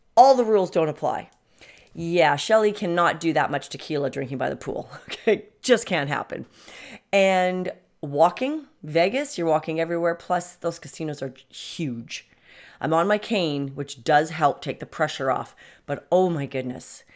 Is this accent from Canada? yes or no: yes; Canada; I come from Canada